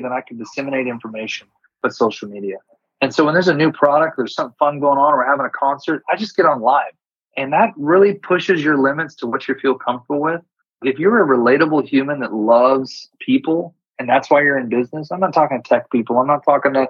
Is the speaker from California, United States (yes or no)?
yes; California, United States; I'm California too